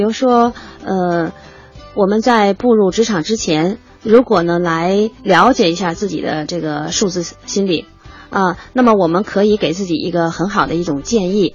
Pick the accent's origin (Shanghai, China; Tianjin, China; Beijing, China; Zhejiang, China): Beijing, China; accent: Beijing dialect; 我们北京话叫棍儿